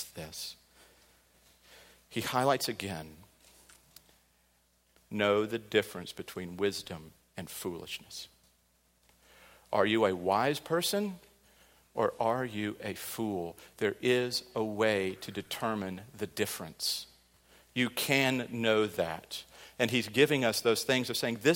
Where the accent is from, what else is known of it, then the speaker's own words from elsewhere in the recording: Midwest, United States; growing up on the Mississippi River